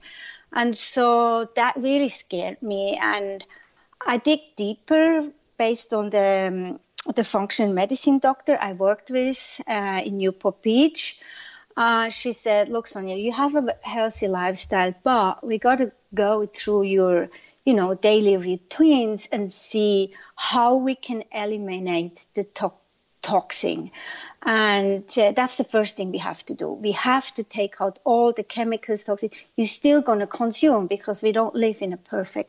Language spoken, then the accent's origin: English; Zurich, Switzerland; moved away as an adult; also born or lived in Orange County; now in Santa Monica, United States; I'm born and raised in Switzerland, in Zurich.